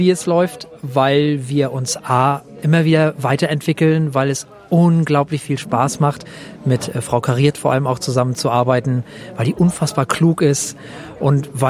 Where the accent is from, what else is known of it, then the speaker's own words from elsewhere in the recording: Flensburg, Schleswig-Holstein, Germany; Ich komme aus Deutschland, allerdings aus Flensburg, was bedeutet, dass ich deutscher Staatsbürger dänischer Nationalität bin.